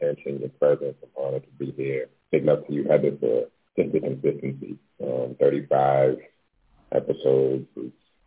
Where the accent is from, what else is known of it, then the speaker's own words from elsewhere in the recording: Baltimore, Maryland, United States; also born or lived in New York; now in Los Angeles, United States; I'm originally from Baltimore. I moved to LA about 7 years ago from New York